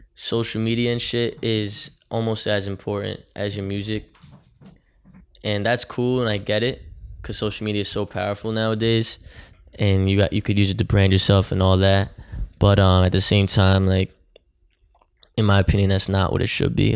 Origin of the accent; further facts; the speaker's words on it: Oakland, New Jersey, United States; now in Jersey City, United States; my hometown, Oakland